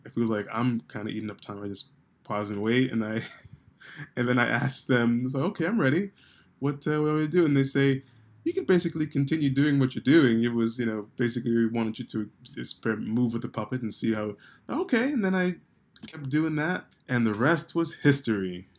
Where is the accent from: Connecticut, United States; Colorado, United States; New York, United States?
New York, United States; growing up in New York